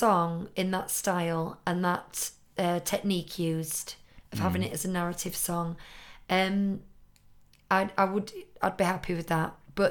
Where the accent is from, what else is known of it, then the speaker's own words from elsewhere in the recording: United Kingdom; As a British person, I'll never get over you pronouncing Bernard as Bernard.